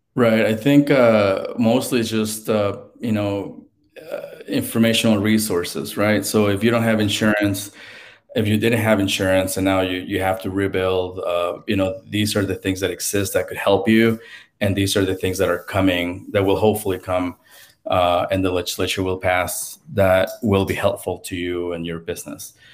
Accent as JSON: {"language": "English", "region": "Mexico City", "country": "Mexico", "tie": "born or raised there", "moved": "yes", "lives_now": "United States", "said": "I got to grow up there"}